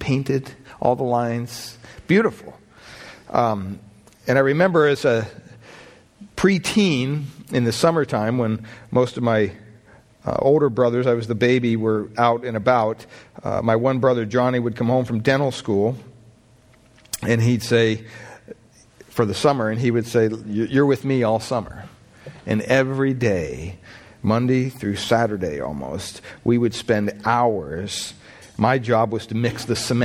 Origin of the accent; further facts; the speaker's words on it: Pennsylvania, United States; growing up in Pennsylvania on the property we had